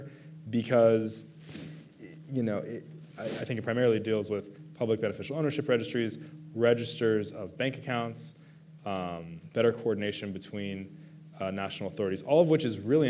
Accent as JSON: {"language": "English", "country": "United States", "said": "I'm an American"}